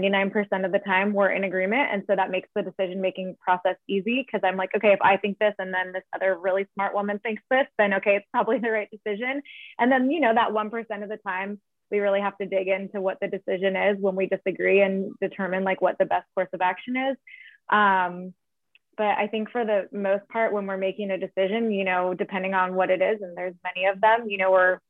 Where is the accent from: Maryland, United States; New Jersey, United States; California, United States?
California, United States; San Diego; my San Diego roots